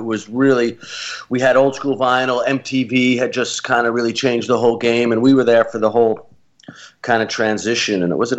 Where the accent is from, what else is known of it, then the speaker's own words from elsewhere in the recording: Massapequa, New York, United States; also born or lived in Brooklyn; I was born in Brooklyn. I grew up mainly on Long Island near to town over Massapequa.